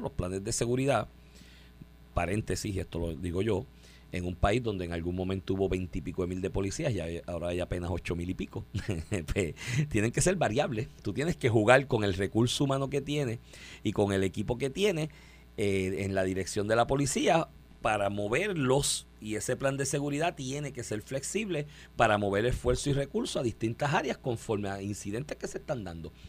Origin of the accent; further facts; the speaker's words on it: Comerío, Puerto Rico; de mi pueblo había uno, de comerío